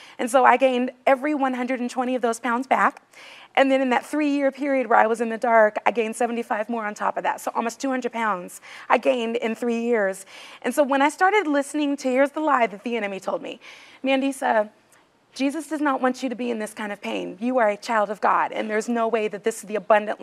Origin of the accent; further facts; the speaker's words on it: California, United States; now in Nashville, United States; I'm from California too, but I live in Nashville